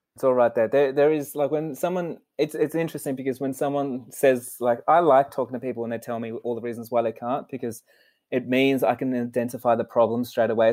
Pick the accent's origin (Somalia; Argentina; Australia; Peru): Australia; Sydney, New South Wales; I was born in Sydney, Australia, and we were in a super poor family.